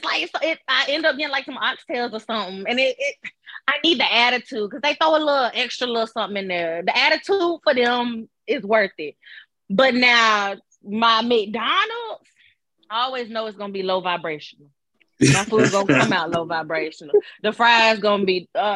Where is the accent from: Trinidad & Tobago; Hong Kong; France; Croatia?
Trinidad & Tobago; So I'm Caribbean. I'm Trini. I'm Trinidadian.